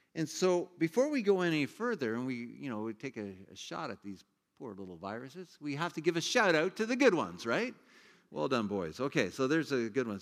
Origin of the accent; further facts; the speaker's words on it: Ontario, Canada; I grew up in Ontario as a kid.